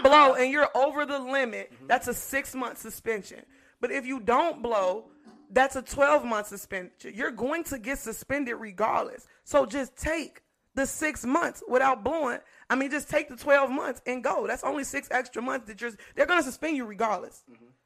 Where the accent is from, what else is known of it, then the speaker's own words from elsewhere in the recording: Inglewood, California, United States; I'm from Inglewood